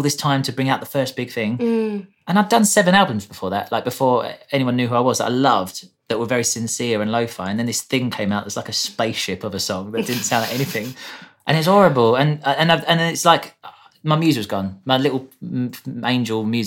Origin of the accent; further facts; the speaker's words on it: England, United Kingdom; I'm very English